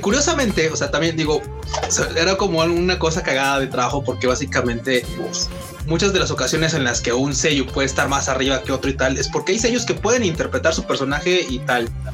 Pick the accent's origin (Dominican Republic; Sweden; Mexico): Mexico; los mexicanos somos ruidosos